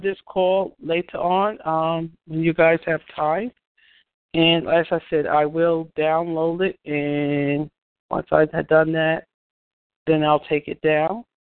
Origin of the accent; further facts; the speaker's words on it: New York, United States; I'm from New York.